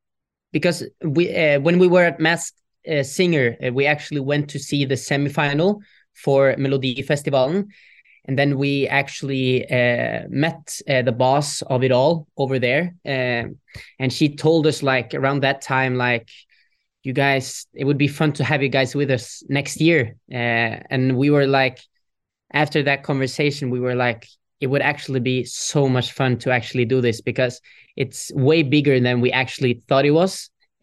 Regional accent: Norway; English is a second language; Because, yeah, we're from Norway.

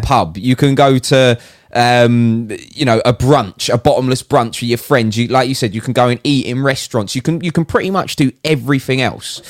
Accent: United Kingdom; as a Brit

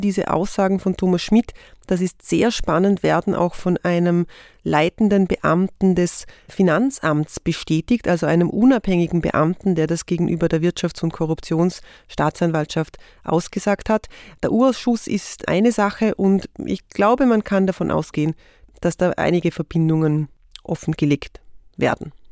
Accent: Vorarlberg, Austria; Ich komme aus Vorarlberg.

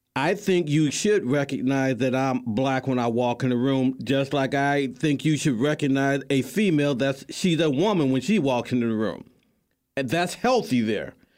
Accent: St. Louis, Missouri, United States; my hometown, Saint Louis

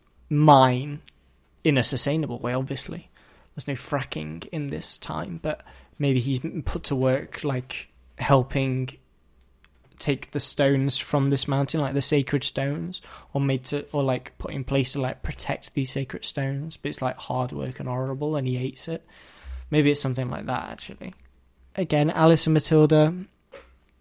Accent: England, United Kingdom; I'm from England

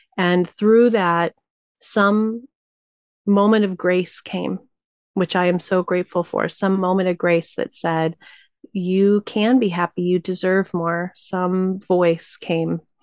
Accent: New Mexico, United States; I was raised Tibetan Buddhist in New Mexico.

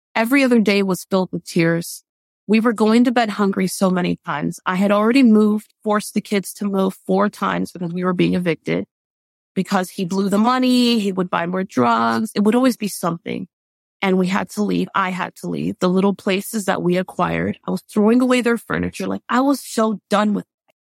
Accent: Miami, Florida, United States; growing up in Miami

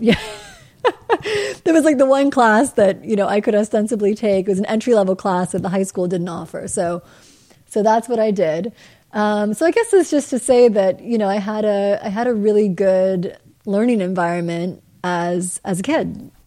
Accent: Midwest, United States; moved away as an adult; also born or lived in Grinnell, Iowa / New York; growing up in the Midwest

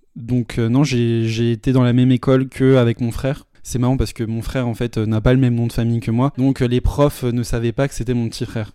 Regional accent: Paris, Île-de-France, France; J'ai toujours euh, vécu à Paris, je suis né à Paris, j'ai toujours vécu toute ma vie à Paris.

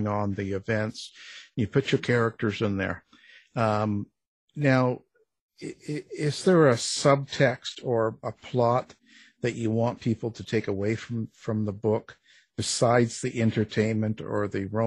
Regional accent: Canada; I'm a Canadian boy

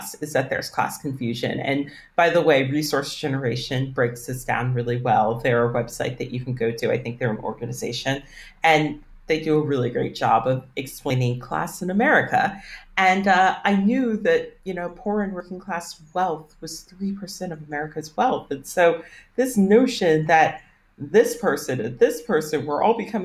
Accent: Northern Virginia, United States; And I'm from Northern Virginia, which is a super affluent area

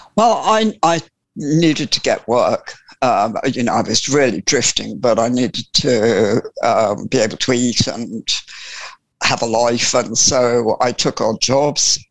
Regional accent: Sussex, South East England, United Kingdom; I was born in Sussex, and I was born, born, or well, not literally born, but brought up from from birth on a farm

